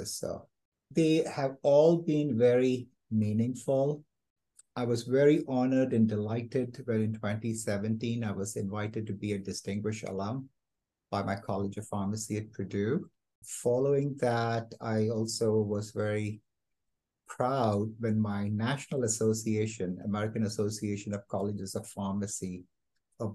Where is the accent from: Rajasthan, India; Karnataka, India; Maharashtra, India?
Maharashtra, India; Kalyan; moved away as an adult; also born or lived in Philadelphia, United States; now in Fort Worth, United States; I was born and raised in India in a place called Kalyan, just outside Bombay